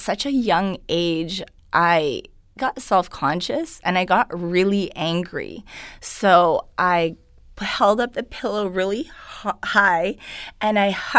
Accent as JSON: {"language": "English", "town": "Vancouver", "region": "British Columbia", "country": "Canada", "tie": "born or raised there", "first_language": "Hungarian", "second_language": "English", "said": "I was born in Vancouver."}